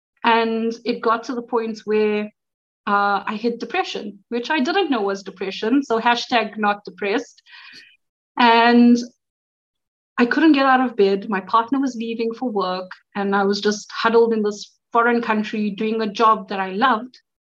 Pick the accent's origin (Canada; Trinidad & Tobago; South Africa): South Africa; moved away as an adult; now in Poland; I'm from South Africa.